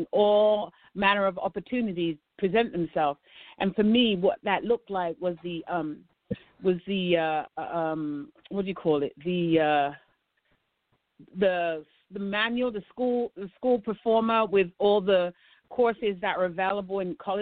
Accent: London, United Kingdom; moved away as an adult; now in United States; I'm a South London girl

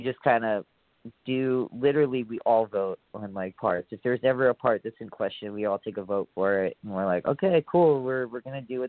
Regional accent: Hawaii, United States; moved away; also born or lived in San Francisco, California; Where I grew up in Hawaii, like, we have all the seasons.

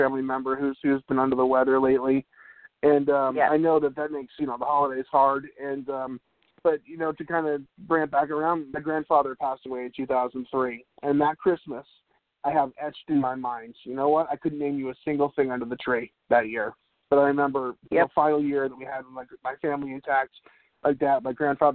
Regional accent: New England, United States; I grew up in New England

